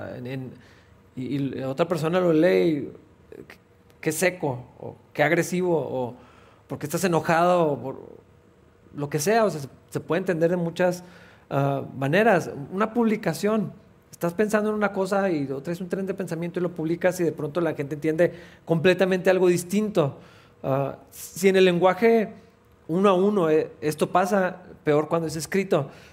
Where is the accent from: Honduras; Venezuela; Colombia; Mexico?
Mexico; primero somos cristianos que mexicanos